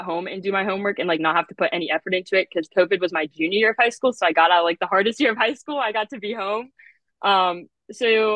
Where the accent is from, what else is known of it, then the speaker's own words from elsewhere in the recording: Warrenton, Virginia, United States; I'm from Warrenton, Virginia, and I actually went to Kettle Run High School